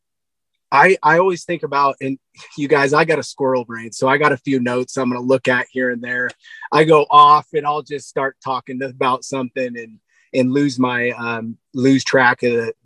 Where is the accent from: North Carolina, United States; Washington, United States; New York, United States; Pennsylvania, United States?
Washington, United States; Black Diamond; also born or lived in Buckley, Washington; I grew up in Black Diamond, Washington State